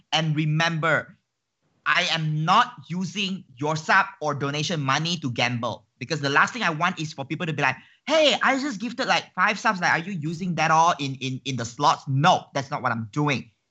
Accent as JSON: {"language": "English", "country": "Malaysia", "said": "as a Malaysian"}